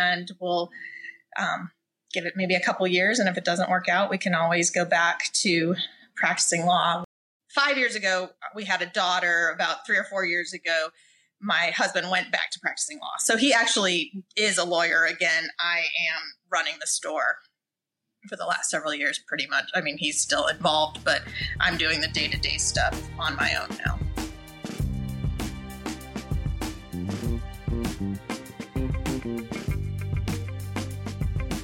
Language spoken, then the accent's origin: English; Indiana, United States; moved away as an adult; also born or lived in Chicago; now in Kona, United States; I am originally from Indiana